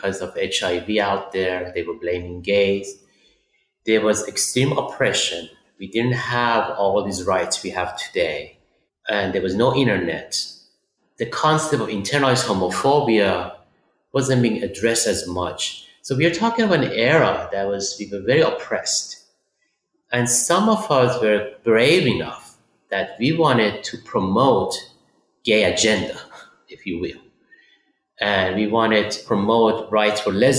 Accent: Tehran, Tehran Province, Iran; also born or lived in Europe; now in United States; I was born in Tehran, Iran, and I escaped the country in 1982, came to Europe, and then came to the United States.

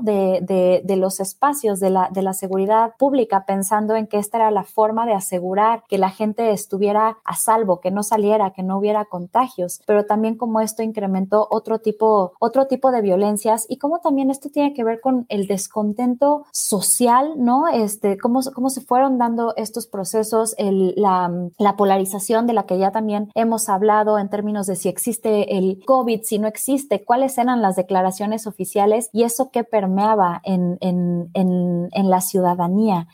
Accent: Mexico

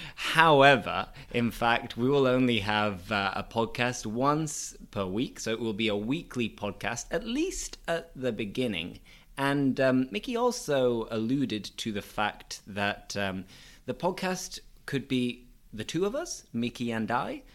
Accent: Bingley, Yorkshire and the Humber, United Kingdom; I'm from a small town in Bradford, and that town is called Bingley.

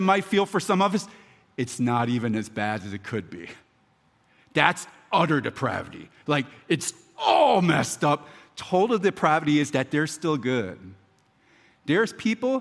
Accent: Philadelphia, Pennsylvania, United States; now in Baltimore, United States; I'm from Philadelphia, and I'm now, obviously, I'm a homer in Baltimore.

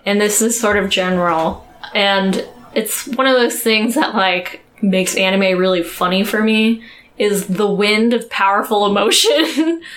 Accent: United States; I'm American

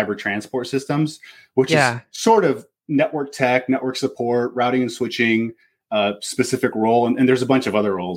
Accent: Pacific Northwest, United States; I'm from the Pacific Northwest

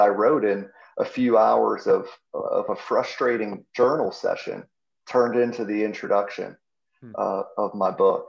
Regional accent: Pittsburgh, Pennsylvania, United States; I'm from Pittsburgh, grew up a Steeler fan

